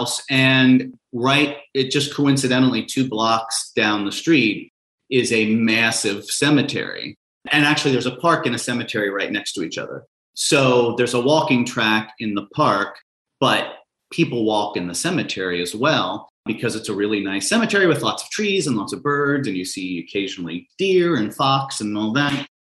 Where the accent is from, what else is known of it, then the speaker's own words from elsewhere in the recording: Cincinnati, Ohio, United States; I grew up in Cincinnati, which is a baseball mad city